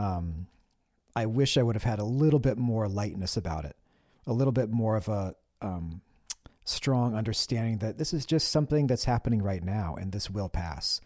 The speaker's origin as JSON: {"language": "English", "town": "Olympia", "region": "Washington", "country": "United States", "tie": "born or raised there", "said": "growing up in Olympia during those days, like, you know, I graduated high school in nineteen ninety-six"}